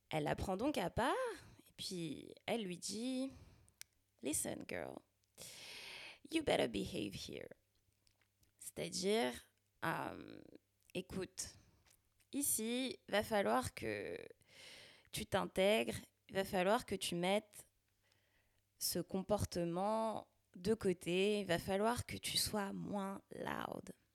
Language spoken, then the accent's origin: French; Val-de-Marne, Île-de-France, France; accent: banlieusard; moved away as an adult; now in Quebec, Canada; je suis née et j'ai grandi dans le Val-de-Marne, en banlieue